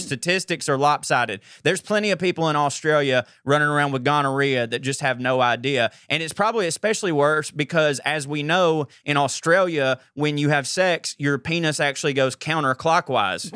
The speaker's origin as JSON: {"language": "English", "region": "Georgia", "country": "United States", "said": "I'm from Georgia"}